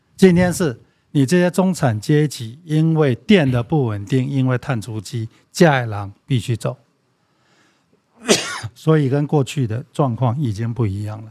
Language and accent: Chinese; Taiwan; 我一个台湾人。我这个台湾人还不是台湾派我去的，是当地的政府邀请我去